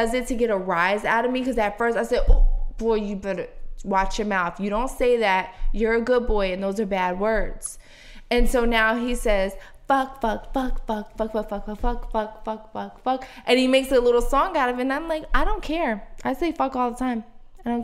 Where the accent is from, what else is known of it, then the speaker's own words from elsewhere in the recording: Philadelphia, Pennsylvania, United States; But listen, my mom grew up in Brooklyn. I grew up in South Philly.